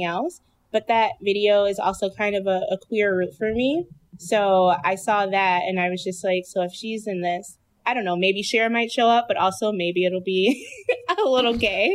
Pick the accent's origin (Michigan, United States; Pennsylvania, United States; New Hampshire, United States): Michigan, United States; Detroit; I'm from Detroit